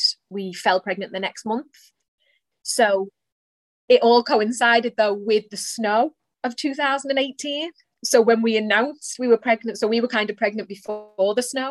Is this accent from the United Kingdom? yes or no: yes; a little town outside of Liverpool, North West England, United Kingdom; now in Ireland; I am, probably by the accent you can tell, I am from England. A little town outside of Liverpool. My mum lives now, and that's where I grew up